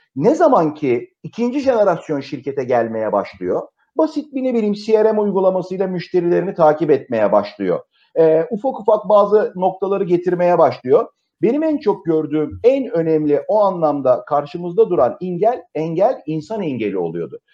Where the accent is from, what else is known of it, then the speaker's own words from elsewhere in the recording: Turkey; biz tipik bir Akdeniz ülkesiyiz